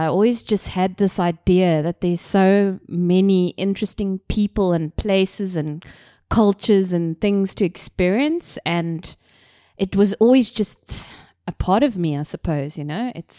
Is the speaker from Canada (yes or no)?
no; Cape Town, Western Cape, South Africa; I come from Cape Town, South Africa, an extremely beautiful city and country.